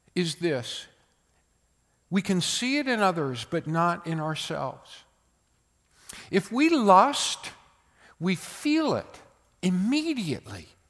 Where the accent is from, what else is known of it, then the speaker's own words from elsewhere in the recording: United States; born in America